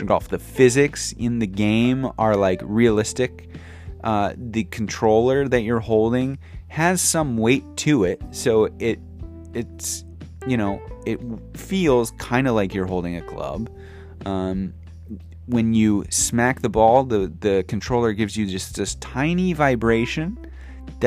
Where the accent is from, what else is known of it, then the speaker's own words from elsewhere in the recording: St. Louis, Missouri, United States; moved away as an adult; now in Japan; into like my 20s in St. Louis, growing up in St. Louis